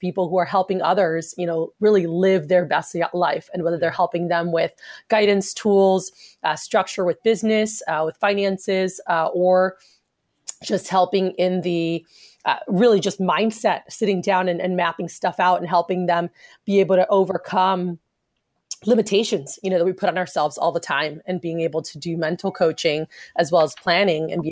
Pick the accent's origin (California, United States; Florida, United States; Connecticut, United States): Florida, United States; South; now in Texas, United States; growing up in South Florida